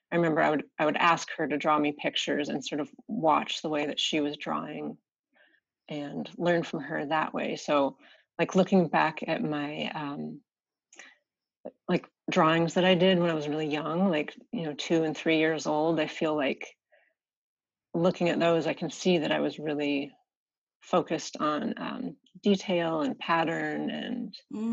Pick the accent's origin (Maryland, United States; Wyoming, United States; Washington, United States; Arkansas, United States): Washington, United States; Seattle; I grew up in Seattle. I was born and raised in Seattle